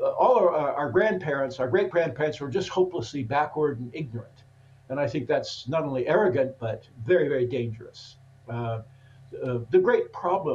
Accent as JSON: {"language": "English", "town": "Portland", "region": "Oregon", "country": "United States", "tie": "born or raised there", "also_born_or_lived": "Germany", "moved": "as an adult", "said": "born and raised in Portland, Oregon"}